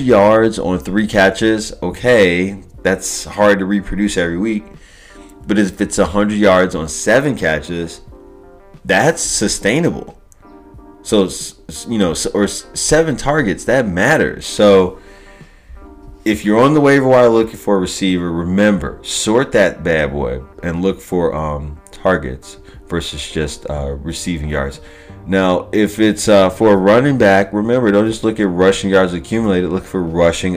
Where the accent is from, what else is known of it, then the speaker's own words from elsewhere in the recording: Chicago, Illinois, United States; now in Los Angeles, United States; I'm from Chicago. I'm living out of LA now, but I'm from Chicago